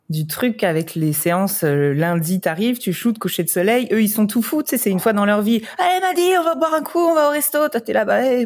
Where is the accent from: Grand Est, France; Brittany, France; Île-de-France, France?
Grand Est, France; accent: French; moved away as an adult; now in Dubai, United Arab Emirates